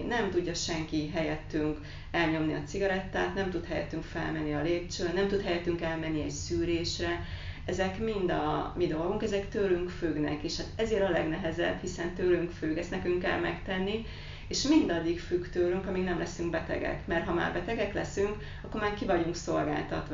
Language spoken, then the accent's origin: Hungarian; Carei, Satu Mare County, Romania; moved away as an adult; now in Hungary; Hát én egy nagyon pici városból érkeztem, ami a határon túl van, Pácium része Nagy Károly.